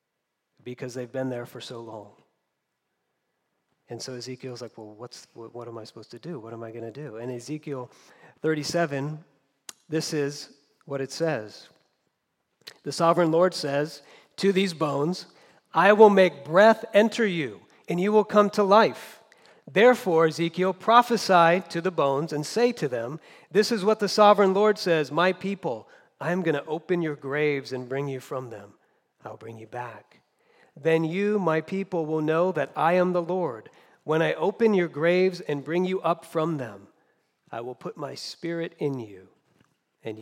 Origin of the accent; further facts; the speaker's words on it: United States; also born or lived in Southern California; As Americans